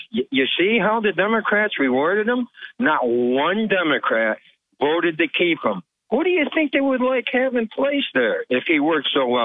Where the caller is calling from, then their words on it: Vestal, New York, United States; Yeah, good morning there, Bob. … uh, from Vestal.